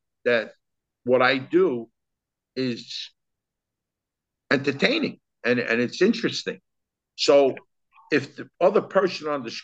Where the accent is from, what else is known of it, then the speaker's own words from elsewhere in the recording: New York City, New York, United States; I grew up in East Harlem, New York